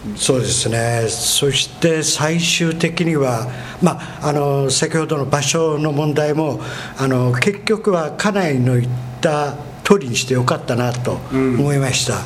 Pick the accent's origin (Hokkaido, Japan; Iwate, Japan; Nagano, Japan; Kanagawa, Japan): Iwate, Japan; Morioka; moved away as an adult; 私の田舎が岩手の盛岡なんですよ